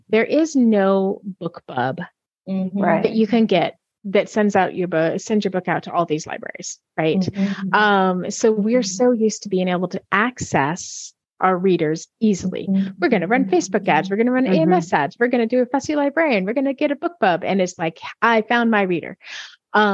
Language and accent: English; United States; first language English; I'm an American